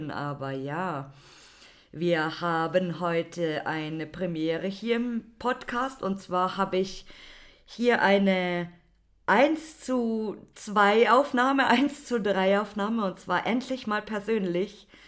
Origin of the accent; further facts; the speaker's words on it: Berlin, Germany; ja, aber wir kommen gar nicht aus Hamburg, wir sind aus Berlin.